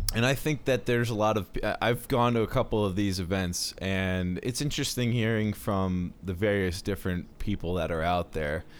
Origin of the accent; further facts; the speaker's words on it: Baltimore, Maryland, United States; I'm from Baltimore